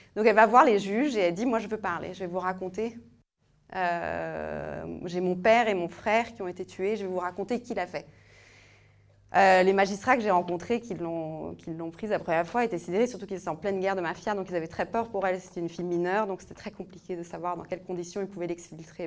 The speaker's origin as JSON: {"language": "French", "region": "northern Italy", "country": "Italy", "tie": "born or raised there", "moved": "yes", "said": "j'ai grandi en Italie, euh, mais en Italie du Nord"}